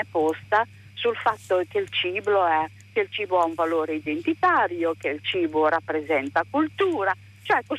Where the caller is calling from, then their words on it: Gorizia, Friuli-Venezia Giulia, Italy; siamo da Lorizia.